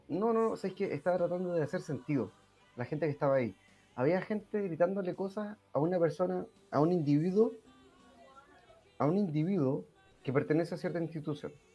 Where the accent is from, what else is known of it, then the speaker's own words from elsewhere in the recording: Chile; Todos acá somos chilenos